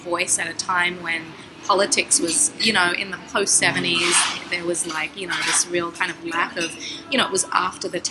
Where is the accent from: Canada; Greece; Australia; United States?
Australia; Sydney, New South Wales; moved away; Randwick is the part of Sydney where I grew up